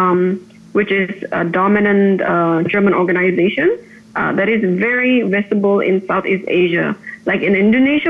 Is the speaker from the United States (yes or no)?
no; Phnom Penh, Cambodia; I was born and raised in Phnom Penh, and I spent about 2 years in Singapore doing my master's degree in public policy